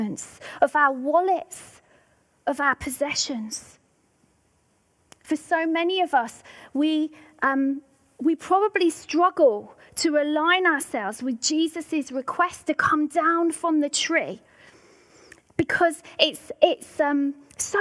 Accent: Devon, South West England, United Kingdom; now in Scotland, United Kingdom; where I grew up in Devon.

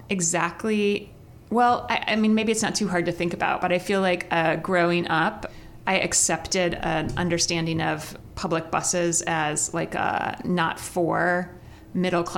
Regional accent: Midwest, United States; also born or lived in New York; as a Midwesterner who did not grow up needing public transportation

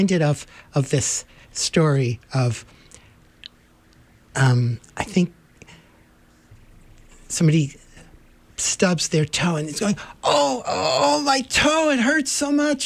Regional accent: New York City, New York, United States; now in Vermont, United States; I grew up in Manhattan

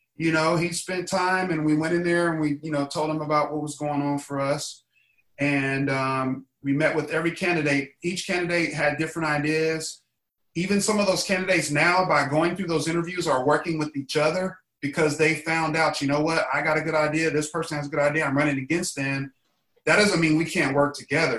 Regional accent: Indiana, United States; now in Los Angeles, United States; I'm from Indiana

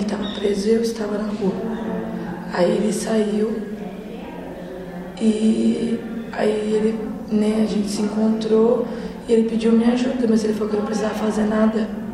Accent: Fazenda Rio Grande, Paraná, Brazil; Sou da Fazenda Rio Grande

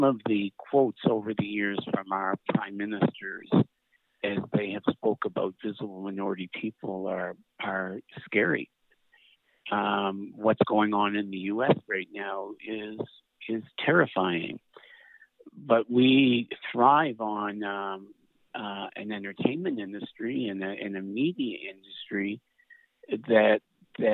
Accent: Saint John, New Brunswick, Canada; in St. John, where I grew up, times when racism was pretty much in your face

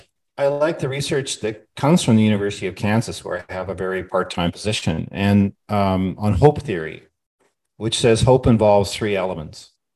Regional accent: Australia; now in United States; But I feel that's my credibility as an Australian.

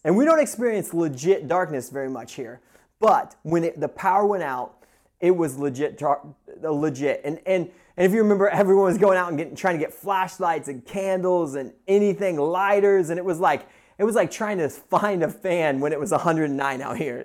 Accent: Midwest, United States; now in Pacific Northwest, United States; growing up in the Midwest, I am used to a ton of snow, and I love it. And moving out to the West Coast

